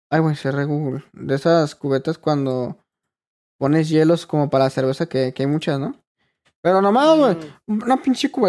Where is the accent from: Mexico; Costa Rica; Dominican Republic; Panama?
Mexico; Hermosillo, Sonora; No, pues yo soy de Sonora.